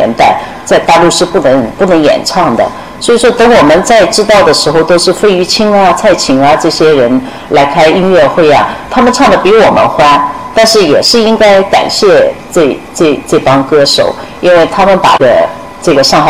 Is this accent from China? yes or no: yes; Wuxi, Jiangsu, China; born there; 我的爸爸是苏州人，所以我的籍贯一直写的是苏州，但我出生在无锡，所以一一一半苏州，一半无锡，哎，是这样的。